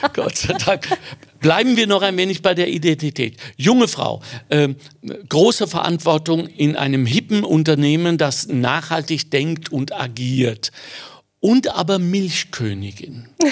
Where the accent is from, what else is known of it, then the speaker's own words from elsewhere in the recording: Ruhr area, North Rhine-Westphalia, Germany; now in Austria; Ich bin im Ruhrgebiet geboren, habe dort überhaupt gar keine Wurzeln mehr